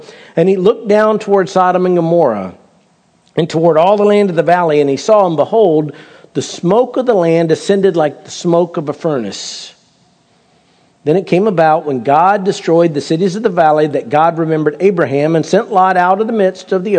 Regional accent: United States; I'm an American

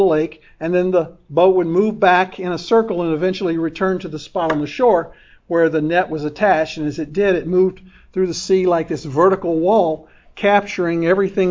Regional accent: Oldsmar, Florida, United States; When I was a teenager growing up in Oldsmar

